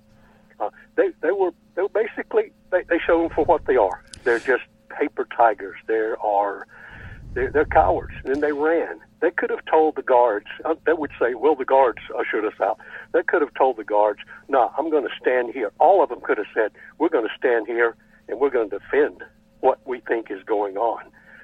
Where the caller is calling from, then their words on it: West Virginia, United States; I'm calling from West Virginia.